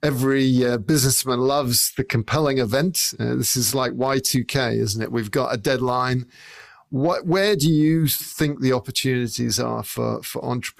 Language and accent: English; England, United Kingdom; I would say a lorry, because I grew up in England